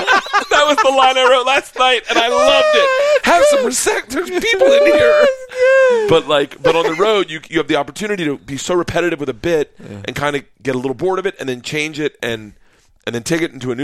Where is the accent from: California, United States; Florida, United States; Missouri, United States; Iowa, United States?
Florida, United States; born or raised there